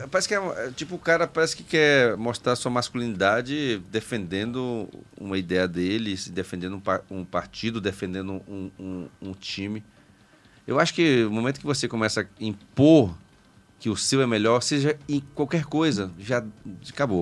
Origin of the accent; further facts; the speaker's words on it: Brasília, Federal District, Brazil; also born or lived in Bacabal, Maranhão / Piauí; Eu nasci em Bacabal, então. fui pro Piauí, com três anos vim para Brasília. Aí fiquei aqui